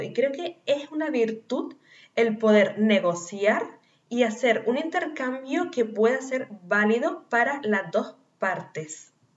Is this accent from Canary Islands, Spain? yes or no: yes; Canary Islands, Spain; nacida en Canarias